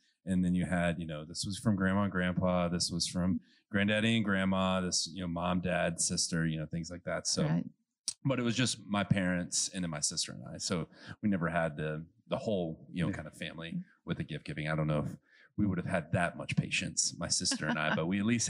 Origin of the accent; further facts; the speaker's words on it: Gulf Coast, United States; now in Ohio, United States; growing up in the Gulf Coast